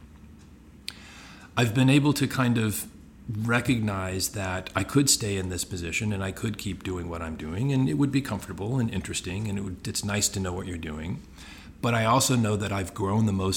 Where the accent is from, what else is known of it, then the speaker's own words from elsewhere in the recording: Houston, Texas, United States; I was born in Houston, Texas